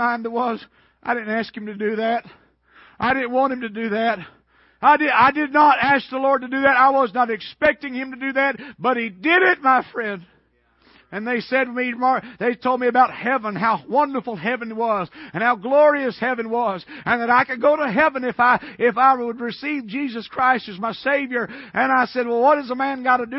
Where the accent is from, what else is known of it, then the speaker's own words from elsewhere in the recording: Atlanta, Georgia, United States; I was raised in Atlanta, Georgia, east of Atlanta, and I went to the public school system there all of my life